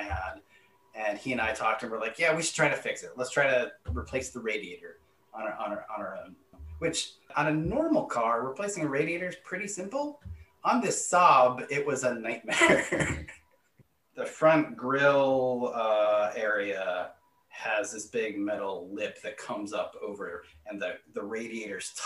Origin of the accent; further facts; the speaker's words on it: New Hampshire, United States; now in Maryland, United States; I grew up in New England, in New Hampshire